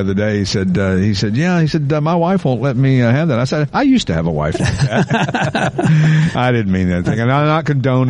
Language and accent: English; East Tennessee, United States; moved away; growing up in East Tennessee